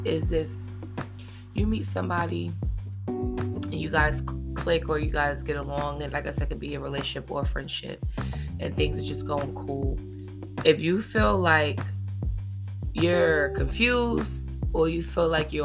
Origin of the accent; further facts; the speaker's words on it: New York City, New York, United States; I've been born and raised in Harlem my whole life